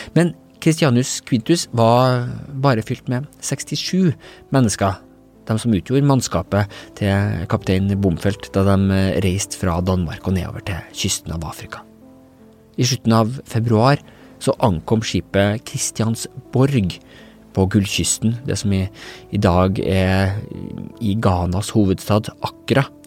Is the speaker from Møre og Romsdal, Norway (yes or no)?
no; Trøndelag, Norway; jeg, sjøl som trønder